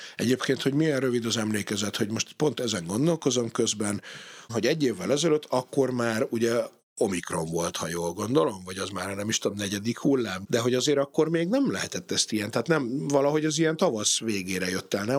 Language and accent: Hungarian; Hungary